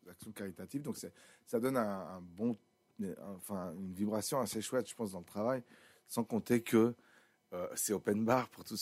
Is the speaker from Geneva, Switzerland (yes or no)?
no; Sion, Valais, Switzerland; comme je viens de Sion, très naturellement, je me suis dit, ben, si je m'entoure, je m'entoure